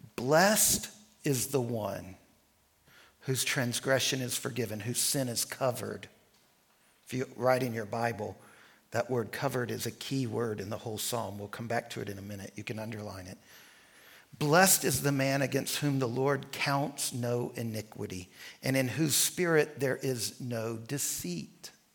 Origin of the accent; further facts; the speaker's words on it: rural North Central Louisiana, United States; also born or lived in New Orleans, Louisiana; We moved from New Orleans to rural Louisiana.